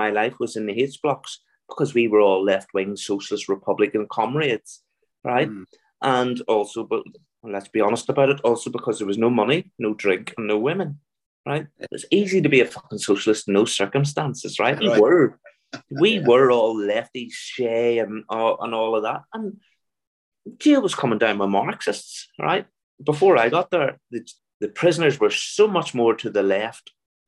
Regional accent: Belfast, Northern Ireland, United Kingdom; accent: Belfast; if you listen closely to my accent, I'm from Belfast.

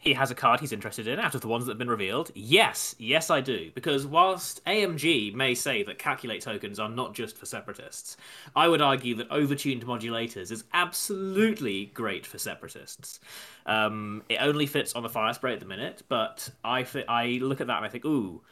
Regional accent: England, United Kingdom; we're English

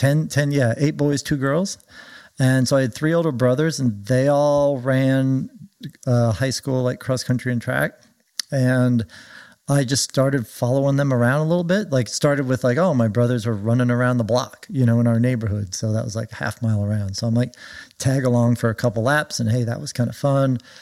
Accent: Orange County, California, United States; moved away as an adult; also born or lived in Oregon / Villanova; I grew up in Orange County

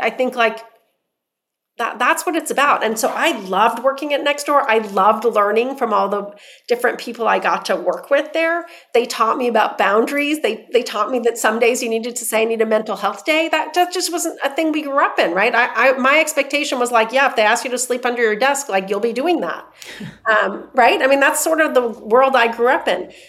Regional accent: Iran; now in New York City, United States; So I grew up in Iran where we grew up with soccer and then came to the states where there was no soccer.

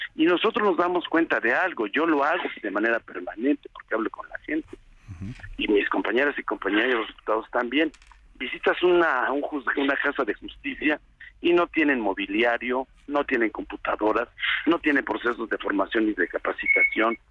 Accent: Puebla, Mexico; regresar a mi tierra

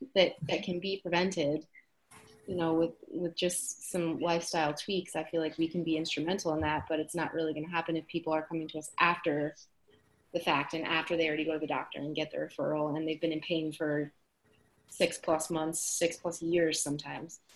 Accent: New Jersey, United States; now in Boston, United States; I am originally from New Jersey

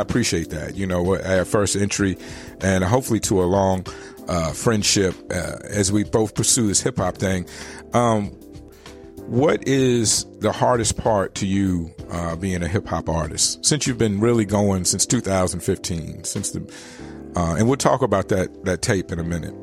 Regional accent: Richmond, Virginia, United States; in Richmond, my, the city, my hometown

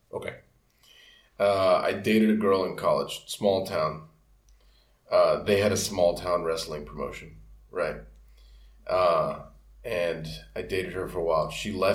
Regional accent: Miami, Florida, United States; I'm growing up in Miami

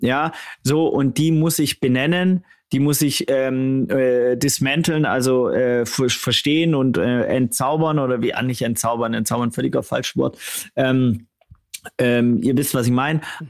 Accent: Swabia, Germany; ich als auch Schwabe

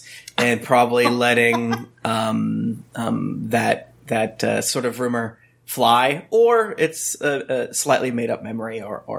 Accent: Florida, United States; growing up in Florida

